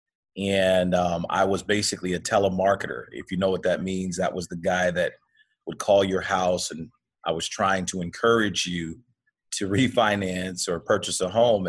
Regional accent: Oakland, California, United States; now in Sacramento, United States; I grew up in Oakland, California

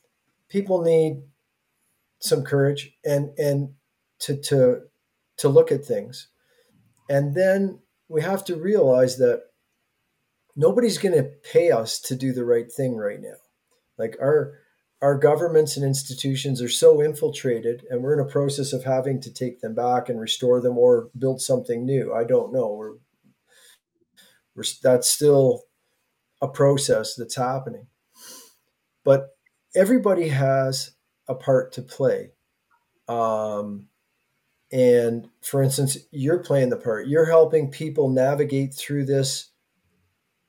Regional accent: Bancroft, Ontario, Canada; I come from Bancroft

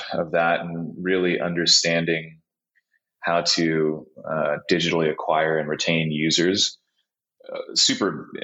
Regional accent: Laguna Beach, California, United States; moved away as an adult; also born or lived in Boston / New York / Chicago / Los Angeles; now in Bozeman, United States; I was born in Laguna Beach and grew up right outside of it

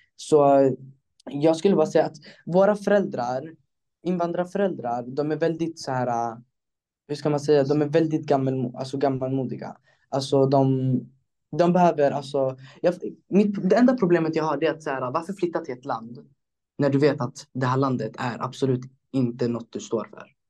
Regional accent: Stockholm, Stockholm County, Sweden; i Stockholm, där jag är ifrån

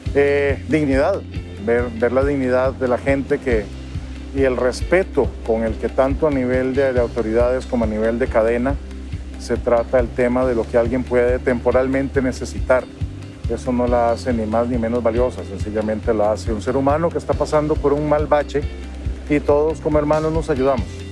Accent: Costa Rica; also born or lived in Heredia, Costa Rica; soy de Costa Rica y en este momento estoy aquí en Ecuador

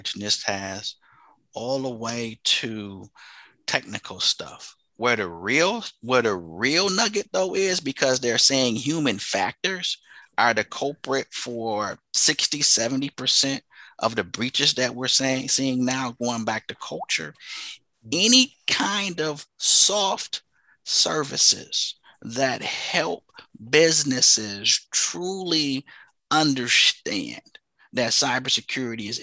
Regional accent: Flint, Michigan, United States; I'm originally from Flint, Michigan

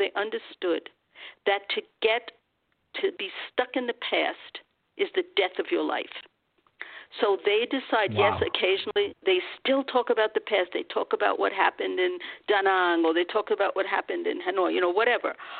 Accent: United States; I'm an American

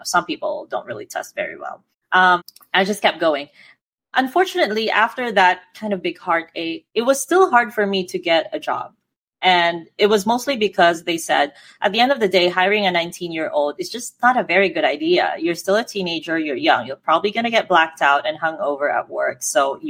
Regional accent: Philippines; I'm Filipino

